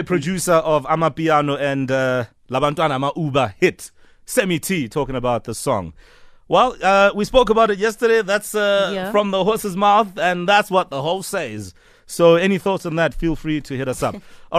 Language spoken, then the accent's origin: English; Soweto, Gauteng, South Africa; I mean, I'm from Soweto as well. Dube is my home, and I know drug abuse is a big problem amongst young men and young boys as well.